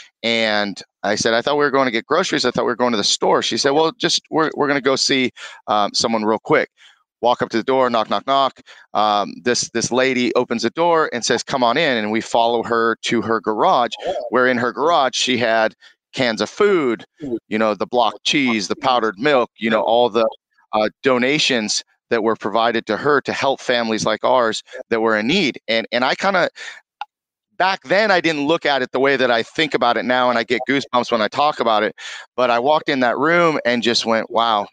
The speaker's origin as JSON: {"language": "English", "area": "Conejo Valley", "region": "California", "country": "United States", "tie": "born or raised there", "also_born_or_lived": "Moorpark, California", "said": "born and raised in Conejo Valley. Lived there most of my life."}